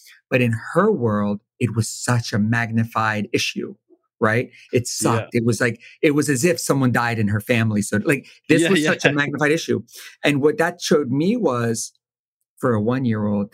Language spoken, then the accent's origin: English; Wilmington, Delaware, United States; I'm born and raised in Wilmington, right outside Philly